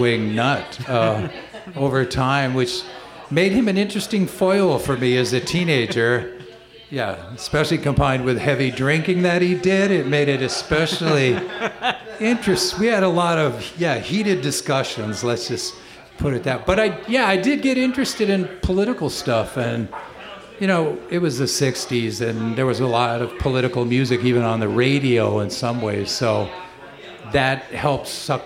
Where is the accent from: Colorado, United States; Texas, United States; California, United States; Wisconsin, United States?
Wisconsin, United States; Ashland; moved away; I grew up in Ashland, Wisconsin, which is way up on Lake Superior